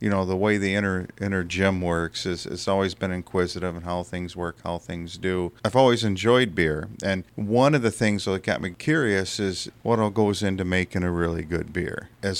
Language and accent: English; Wisconsin, United States; I grew up just outside of Beloit, about 10 minutes outside of Beloit in a small town. Around the mid-80s, I moved to Beloit